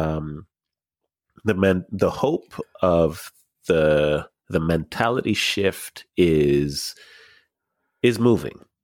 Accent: Markham, Ontario, Canada; I grew up in Markham

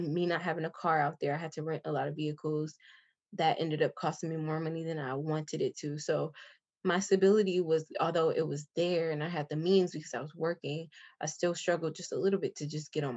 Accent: United States; accent: American; moved away as an adult; now in Jamaica; I am American. I do sound American.

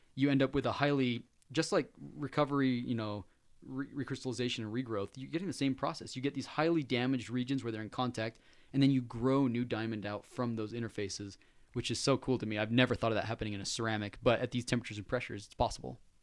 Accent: Layton, Utah, United States; That's right where I grew up. I was in Layton

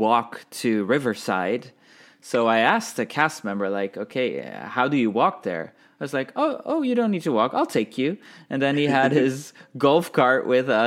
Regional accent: Belgium; we're from Belgium

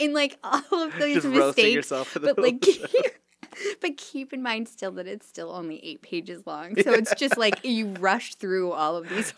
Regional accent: Harper Woods, Michigan, United States; I'm an Eastsider. I'm pretty much a lifelong Eastsider. Uh-huh. I lived where I consider where I grew up was Harper Woods.

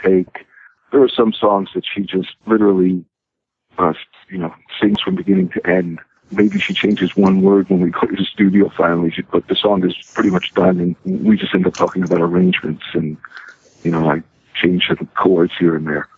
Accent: New York City, New York, United States; I uh, grew up in Brooklyn, in New York

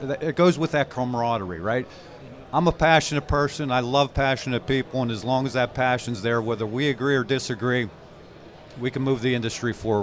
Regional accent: Pittsburgh, Pennsylvania, United States; I'm a Pittsburgh-based person. I grew up in Pittsburgh

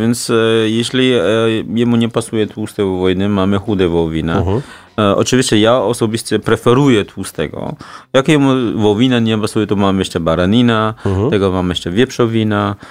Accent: China; Polish is a second language; now in Warsaw, Poland; jestem jedynym Chińczykiem w tej całej alejce

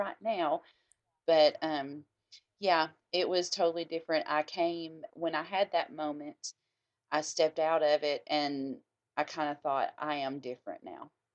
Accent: the South, United States; we are all, yeah, Southern

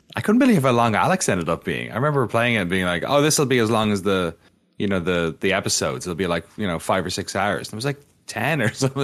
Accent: Waterford, Munster, Ireland; moved away; I'm from Waterford in the southeast, which is the original V-, Viking settlement in Ireland.

